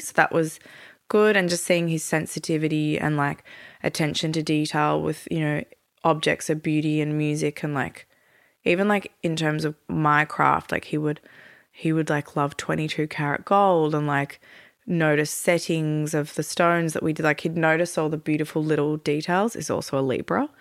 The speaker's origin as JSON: {"language": "English", "town": "Melbourne", "region": "Victoria", "country": "Australia", "tie": "born or raised there", "also_born_or_lived": "Europe / Turkey", "moved": "as an adult", "said": "Born and raised in Melbourne, but lived in Europe and Turkey for thirteen years"}